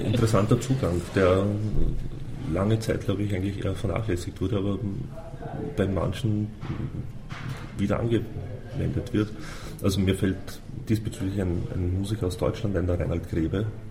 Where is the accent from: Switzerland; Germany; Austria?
Austria; bei uns in Österreich